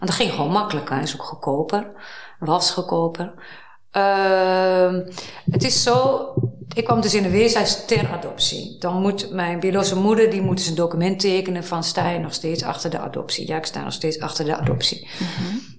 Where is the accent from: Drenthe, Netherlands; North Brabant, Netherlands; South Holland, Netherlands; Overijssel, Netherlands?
Overijssel, Netherlands; Twente; also born or lived in Amsterdam; now in Hilversum, Netherlands; ik ben opgegroeid in Twente.